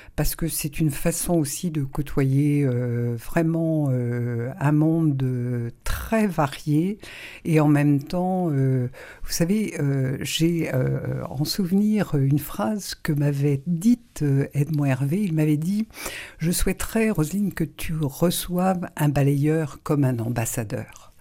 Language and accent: French; Saint-Malo, Brittany, France; also born or lived in Rennes; je suis née à Saint-Malo il y a 67 ans